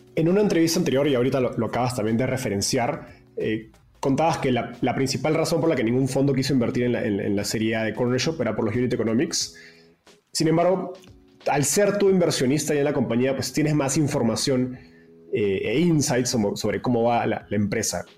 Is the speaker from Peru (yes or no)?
yes; Peru; moved away as an adult; now in Mexico; soy peruano